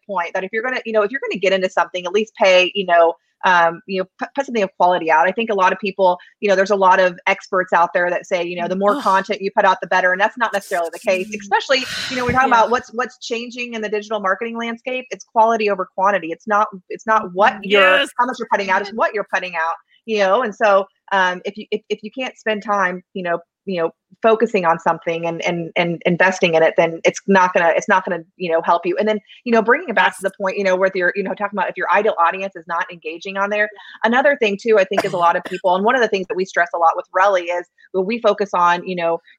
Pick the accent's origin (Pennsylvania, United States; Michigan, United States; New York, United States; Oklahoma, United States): Oklahoma, United States; I'm from Oklahoma